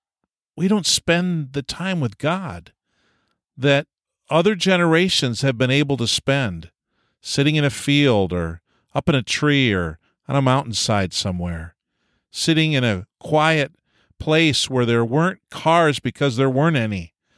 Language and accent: English; New York, United States; I was from Eastern New York State, and we had a pace very different than Western Canada.